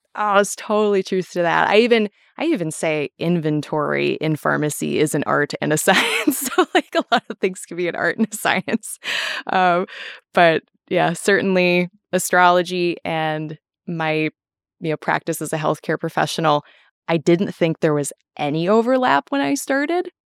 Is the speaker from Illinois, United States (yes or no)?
no; Minnesota, United States; now in Wisconsin, United States; I am originally from Minnesota, but I live in Wisconsin